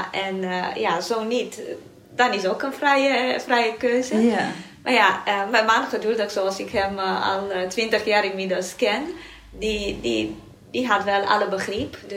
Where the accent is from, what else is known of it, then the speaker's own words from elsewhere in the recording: Romania; Dutch is a second language; moved away as an adult; now in Netherlands; ben in Roemenië geboren.